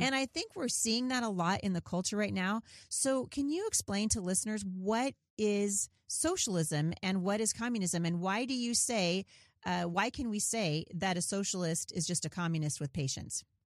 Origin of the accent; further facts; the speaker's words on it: Portland, Oregon, United States; I grew up in Portland